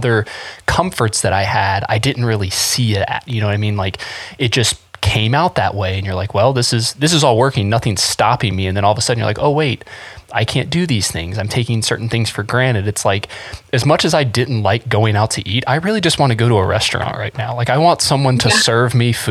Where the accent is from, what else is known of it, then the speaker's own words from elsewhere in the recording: North Carolina, United States; I grew up in North Carolina.